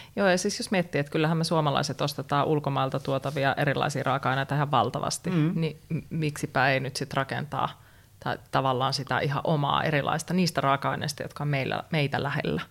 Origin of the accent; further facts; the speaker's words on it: North Karelia, Finland; Mä oon kotoisin Pohjois-Karjalasta